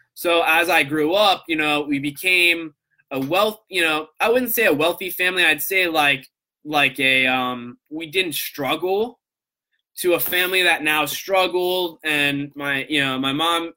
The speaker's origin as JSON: {"language": "English", "town": "Coral Springs", "region": "Florida", "country": "United States", "tie": "born or raised there", "also_born_or_lived": "Long Island, New York", "said": "I grew up in South Florida in the Coral Springs area"}